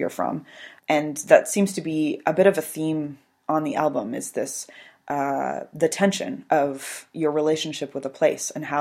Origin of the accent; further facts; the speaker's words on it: British Columbia, Canada; I was born and raised in British Columbia.